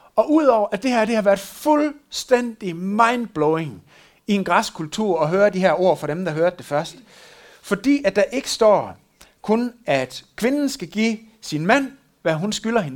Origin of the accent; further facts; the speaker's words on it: West Jutland, Denmark; der hvor jeg kommer fra, er selvfølgelig, at hun fandt en øh, vestjyde